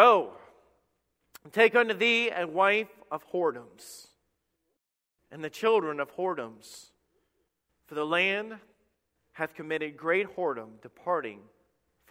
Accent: Alabama, United States; I'm from Redneck, Alabama

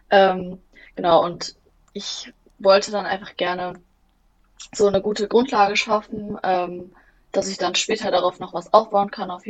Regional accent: Bielefeld, North Rhine-Westphalia, Germany

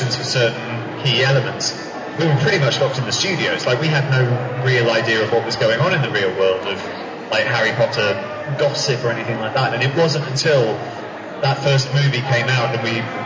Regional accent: New Zealand; moved away; I was born in New Zealand.

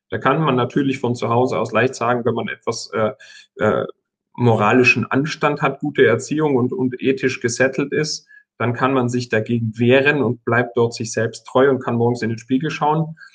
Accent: Tyrol, Austria; Ich komme ja aus Tirol und verstehe einigermaßen, wie das funktioniert.

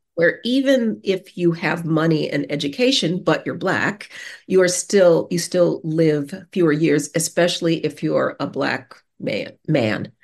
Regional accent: Denver, Colorado, United States; I grew up in Denver, the Mile High City

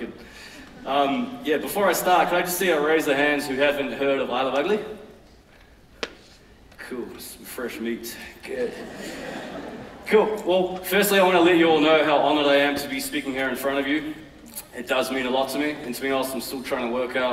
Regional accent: Auckland, New Zealand; I grew up in West Auckland in a modest but entertaining household.

